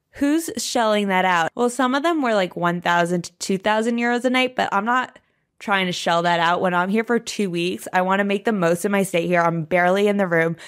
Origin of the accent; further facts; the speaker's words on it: New York City, New York, United States; I'm a New Yorker